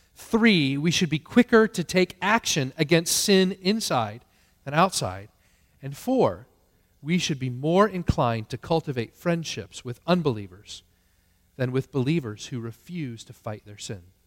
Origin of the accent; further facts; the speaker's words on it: United States; as American Christians